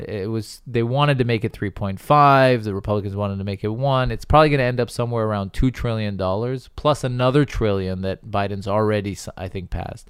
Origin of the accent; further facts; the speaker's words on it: United States; I'm American, and so I, I have that in my blood